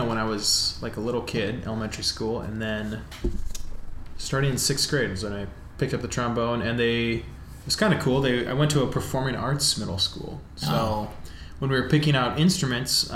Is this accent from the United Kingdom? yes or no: no; Milwaukee, Wisconsin, United States; now in Chicago, United States; I'm from Milwaukee. I live in Chicago.